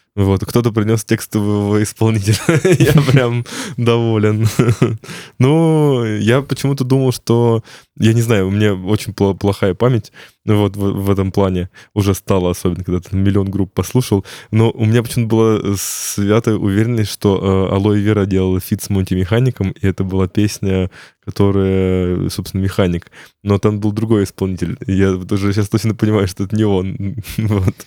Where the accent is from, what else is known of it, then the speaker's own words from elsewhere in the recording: Ryazan, Ryazan Oblast, Russia; я сам из Рязани